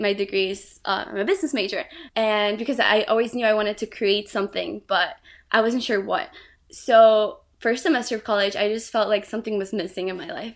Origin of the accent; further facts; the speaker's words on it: Brazil; moved away; I was really close to her growing up in Brazil